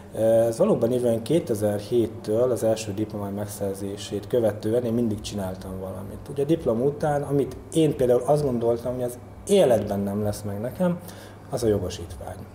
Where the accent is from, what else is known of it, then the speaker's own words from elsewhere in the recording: Kótaj, Szabolcs-Szatmár-Bereg, Hungary; Tehát én Kótaiban nevelkedtem, ugye ez egy kis község itt eh, Nyíregyházától pár kilométerre